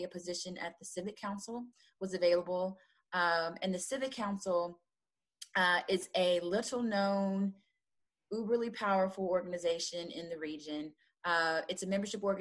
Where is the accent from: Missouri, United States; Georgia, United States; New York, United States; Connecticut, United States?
Missouri, United States; Kansas City; I am from Kansas City